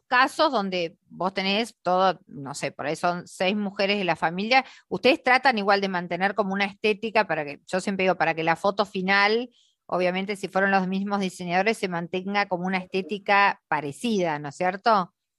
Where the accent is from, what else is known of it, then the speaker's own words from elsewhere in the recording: Argentina; somos las argentinas